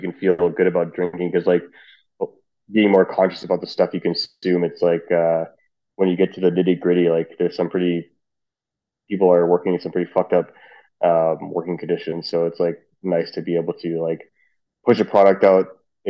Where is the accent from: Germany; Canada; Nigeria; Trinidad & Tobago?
Trinidad & Tobago; It turns out we're both Trinidadian.